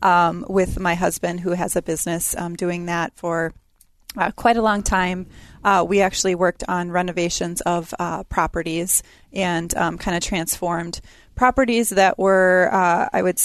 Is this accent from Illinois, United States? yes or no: no; Eden Prairie, Minnesota, United States; also born or lived in Sioux Falls, South Dakota; now in Brooklyn Park, United States; I also grew up here in Eden Prairie